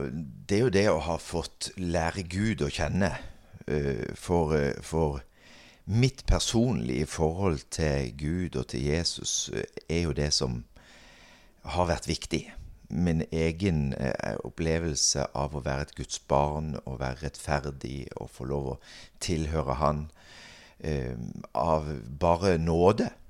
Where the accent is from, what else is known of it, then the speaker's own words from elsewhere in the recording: Stord, Vestland, Norway; now in Stord, Norway; er egentlig storabu. Så jeg er født og oppvokst her på Stord.